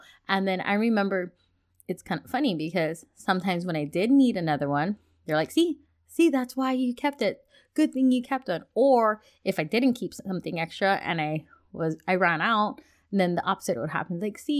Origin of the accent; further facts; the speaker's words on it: Hawaii, United States; the society that I grew up in back in Hawaii, where our culture, there was, I want to say, an underlining theme that you have to keep things just in case. Because we lived on an island.